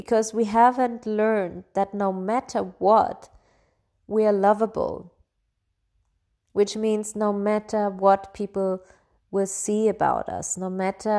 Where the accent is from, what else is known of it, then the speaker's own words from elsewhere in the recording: Bavaria, Germany; I grew up in Bavaria, in Germany, and as one of the only like foreigners in this region.